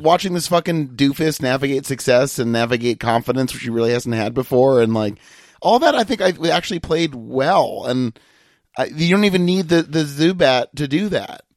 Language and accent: English; Massachusetts, United States; I'm from Massachusetts